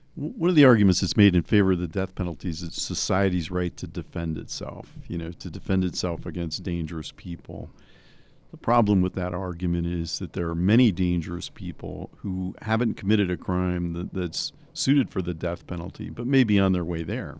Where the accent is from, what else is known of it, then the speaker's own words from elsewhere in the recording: New Jersey, United States; I grew up in New Jersey